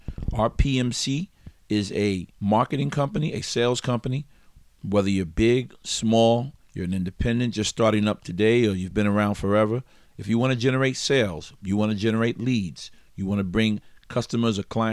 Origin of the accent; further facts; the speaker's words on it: New York, United States; I'm from New York